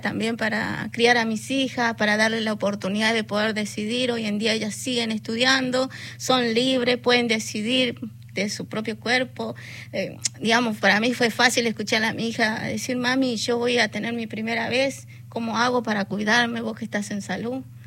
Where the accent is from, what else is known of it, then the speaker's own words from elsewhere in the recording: northern Argentina, Argentina; also born or lived in born 'acá' (likely La Plata, Buenos Aires); now in La Plata, Argentina; yo vengo del norte argentino soy nieta